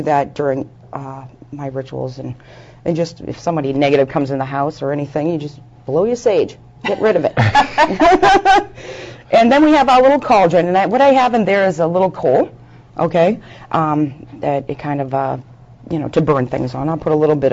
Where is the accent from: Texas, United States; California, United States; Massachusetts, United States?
Massachusetts, United States; Boston; City girl. I am from Boston area